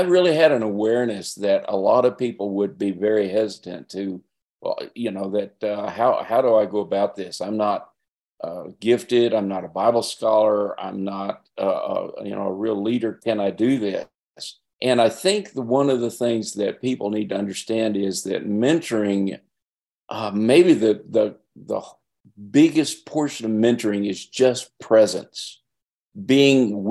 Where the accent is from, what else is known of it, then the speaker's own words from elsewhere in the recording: Albuquerque, New Mexico, United States; also born or lived in Nevada; now in Arizona, United States; I grew up in Albuquerque